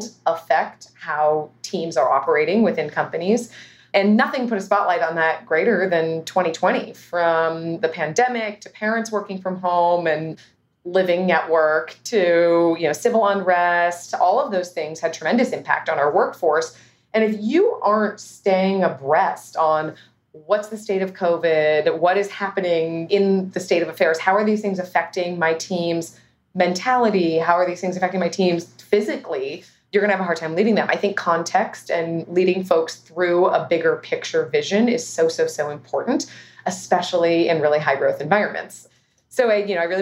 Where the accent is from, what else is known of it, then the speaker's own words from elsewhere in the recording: Los Altos, California, United States; I grew up here in the Bay Area